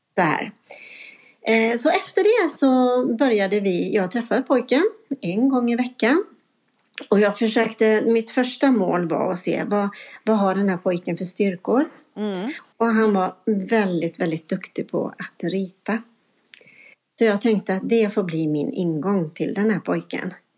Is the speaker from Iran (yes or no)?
no; Vårgårda, Västra Götaland, Sweden; det är min hemkommun som jag har varit ifrån och jobbat i en annan kommun under en period. Men nu är jag tillbaka.